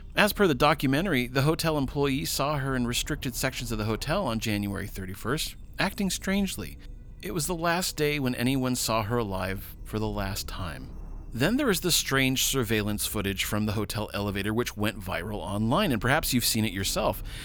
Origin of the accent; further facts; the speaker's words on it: Los Angeles, California, United States; Los Angeles, which is my, my hometown.